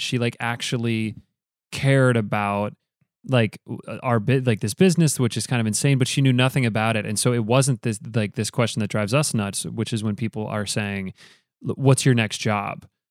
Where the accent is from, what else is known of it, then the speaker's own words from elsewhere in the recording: Grand Rapids, Michigan, United States; We grew up in Grand Rapids together doing theater, um, in high school